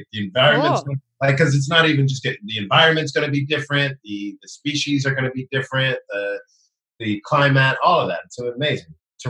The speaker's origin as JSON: {"language": "English", "town": "Brooklyn", "region": "New York", "country": "United States", "said": "I'm from Brooklyn, and so I had a very different way of talking before I took voice and speech."}